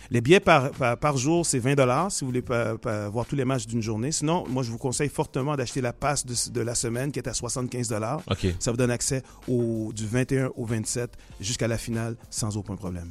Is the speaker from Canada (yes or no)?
yes; Laval, Quebec, Canada; ici à Montréal, chez nous, à Laval